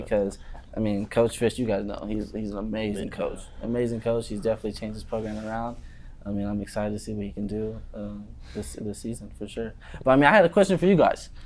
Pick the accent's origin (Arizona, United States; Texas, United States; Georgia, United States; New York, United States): Arizona, United States; Maricopa; also born or lived in Chandler, Arizona; now in Tucson, United States; Born and raised Chandler, Phoenix area. Uh, when I was about seven years old, moved to a little town, Maricopa